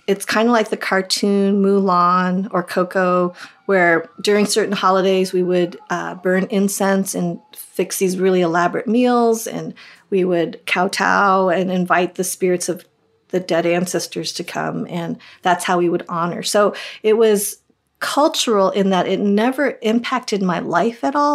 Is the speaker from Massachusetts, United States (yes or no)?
no; Boulder, Colorado, United States; also born or lived in Madison, Wisconsin; now in California, United States; I was born in Madison, Wisconsin, and grew up in Boulder, Colorado, and have lived the last three decades plus in California